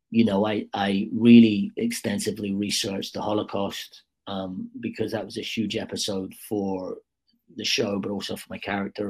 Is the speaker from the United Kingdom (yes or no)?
yes; United Kingdom; I'm obviously a Brit